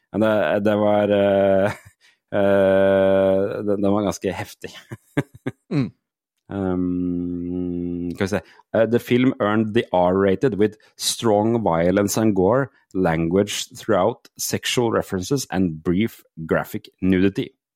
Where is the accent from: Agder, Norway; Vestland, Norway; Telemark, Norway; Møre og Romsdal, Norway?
Telemark, Norway; Porsgrunn; der jeg er fra, Porsgrunn, Langesund-aktig.